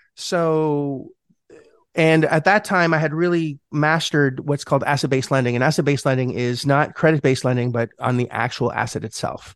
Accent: Montreal, Quebec, Canada; moved away; I'm Canadian. I'm from, uh, Montreal originally

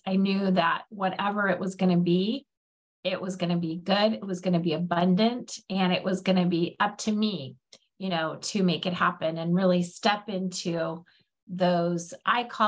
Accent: Alaska, United States; I grew up in Alaska

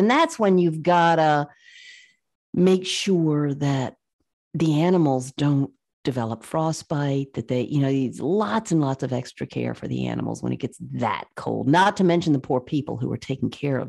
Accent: Virginia, United States; I grew up in the South, in Virginia, and my dad raised horses.

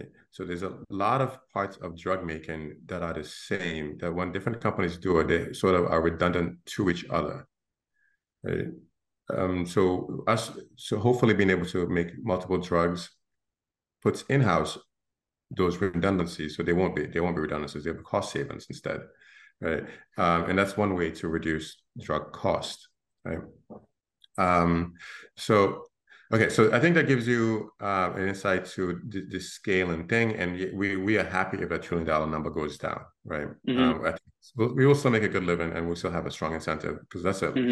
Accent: Gambia; now in Brooklyn, United States; I'm from the Gambia in West Africa, um, a small country of 1.6 million people.

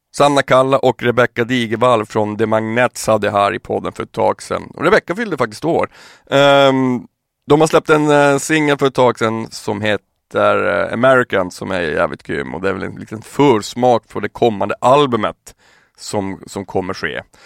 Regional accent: Piteå, Norrbotten County, Sweden; moved away; jag är från Piteå från början

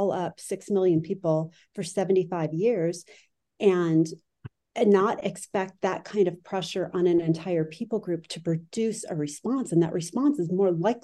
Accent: United States; also born or lived in Lebanon; I'm in a unique position as an American being a civilian in a war

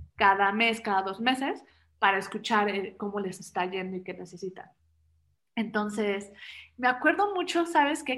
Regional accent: Mexico City, Mexico; also born or lived in Germany; Yo soy mexicana, chilanga. Luego dicen que tengo un acento raro

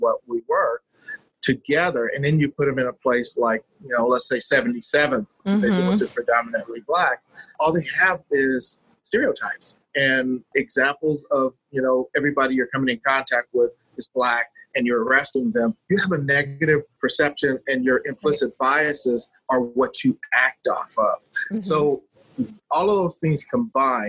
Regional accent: Los Angeles, California, United States; I grew up in South Central Los Angeles

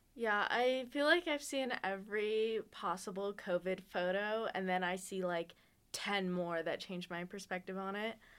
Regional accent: Las Vegas, Nevada, United States; moved away as an adult; now in Reno, United States; I was born in Las Vegas

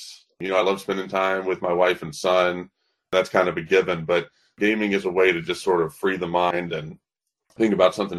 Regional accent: Birmingham, Alabama, United States; moved away as an adult; also born or lived in Nashville, Tennessee; I'm born and raised in Birmingham, Alabama

